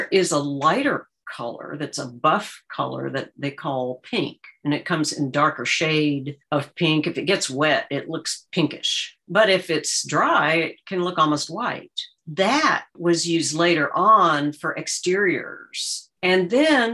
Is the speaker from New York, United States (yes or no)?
no; Arlington, Virginia, United States; moved away; I grew up in Arlington, Virginia